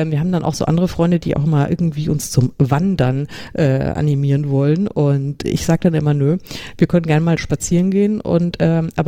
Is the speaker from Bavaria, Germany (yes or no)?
yes; Bavaria, Germany; vielleicht liegt es an meiner Kindheit in den 70er Jahren und ich ich komme ja aus Bayern